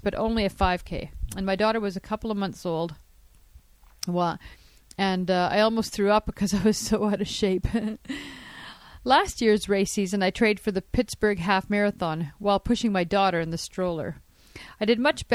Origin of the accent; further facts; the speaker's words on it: Canada; I'm Canadian